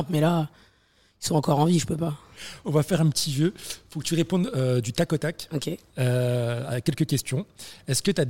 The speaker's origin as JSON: {"language": "French", "country": "Algeria", "said": "je suis algérienne en fait."}